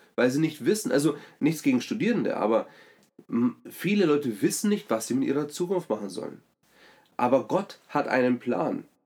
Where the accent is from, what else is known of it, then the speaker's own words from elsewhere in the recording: Germany; als Deutsche